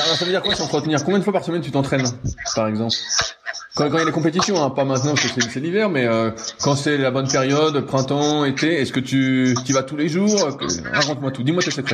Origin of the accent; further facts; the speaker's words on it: Mitry-Mory, Île-de-France, France; moved away; je suis de région parisienne à la base